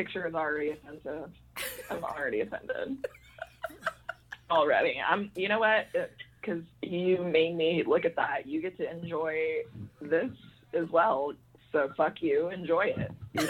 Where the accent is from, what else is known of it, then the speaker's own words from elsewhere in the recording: Fort Worth, Texas, United States; That's right where I'm from, Fort Worth, honey.